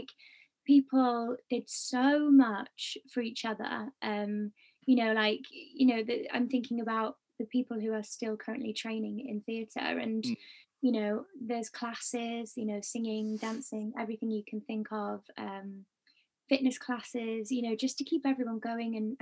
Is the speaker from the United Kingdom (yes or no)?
yes; Wales, United Kingdom; We've been like a team of Welshies in the industry